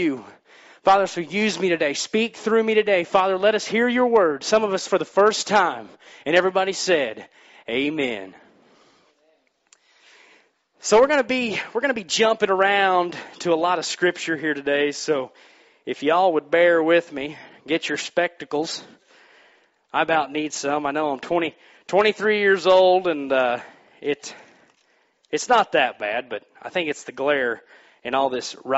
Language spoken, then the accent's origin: English; Missouri, United States; moved away; I'm from Missouri